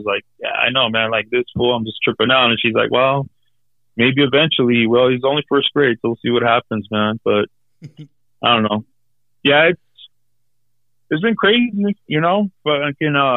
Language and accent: English; Los Angeles, California, United States; also born or lived in Elysian Valley (Frogtown), Los Angeles; we grew up in East